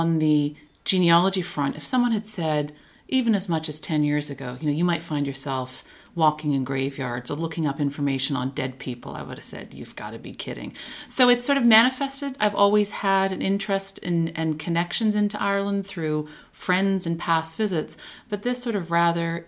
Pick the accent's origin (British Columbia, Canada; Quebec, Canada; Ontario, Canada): Ontario, Canada; Toronto; moved away as an adult; now in New York, United States; I'm originally from Toronto and I moved to New York 10 years ago.